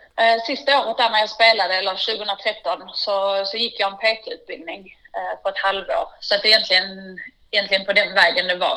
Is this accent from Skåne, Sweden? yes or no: yes; Vellinge, Skåne, Sweden; jag är uppvuxen i, i Vellinge, en liten by utanför Malmö